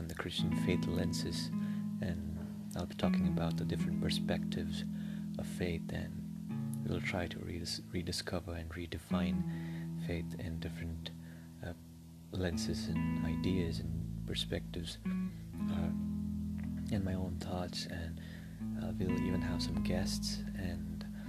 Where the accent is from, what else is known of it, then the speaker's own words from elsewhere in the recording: India; I'm from India